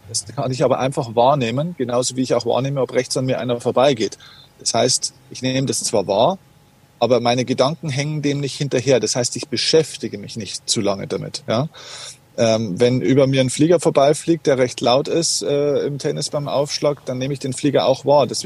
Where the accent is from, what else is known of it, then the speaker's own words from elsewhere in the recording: Bavaria, Germany; Das heißt, auf gut Deutsch gesagt, bei uns in Bayern sagt man, da ist da einfach wurscht, was passiert, es ist egal.